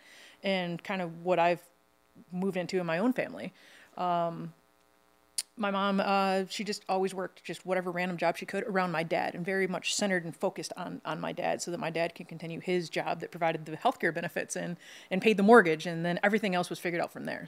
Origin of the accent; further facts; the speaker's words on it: Michigan, United States; I'm from Michigan, I put S's on everything, like Kroger's and Ford's.